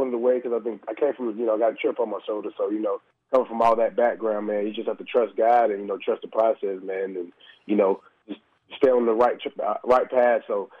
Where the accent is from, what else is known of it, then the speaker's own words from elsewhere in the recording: Fitzgerald, Georgia, United States; moved away as an adult; also born or lived in Kansas / North Carolina; All right, originally, man, I'm from Fitzgerald, Georgia, man. Went to Fitzgerald High School